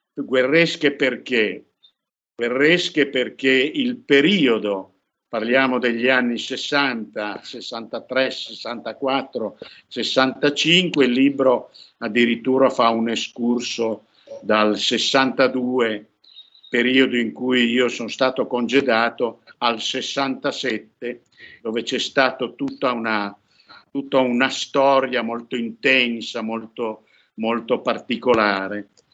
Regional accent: Piedmont, Italy; io sono piemontese

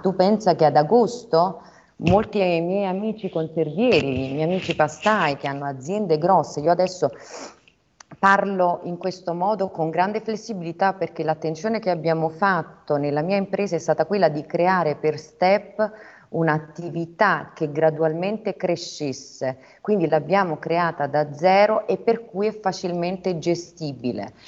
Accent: Southern Italy, Italy; moved away as an adult; la realizzazione che spesso nel sud si vede nella famiglia, io l'ho trovata nel mio lavoro, nel dimostrare che comunque era possibile tornare a casa e lavorare

